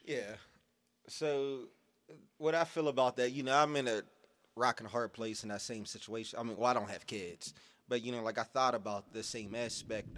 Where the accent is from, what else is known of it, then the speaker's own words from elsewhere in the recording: Pittsburgh, Pennsylvania, United States; I grew up in Garfield